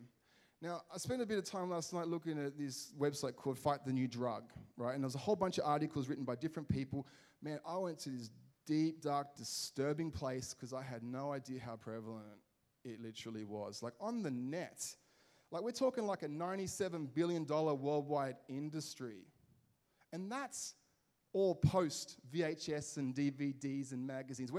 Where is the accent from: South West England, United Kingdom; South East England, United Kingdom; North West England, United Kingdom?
North West England, United Kingdom; Liverpool; when I grew up in Liverpool, there was a bit of a heroin problem.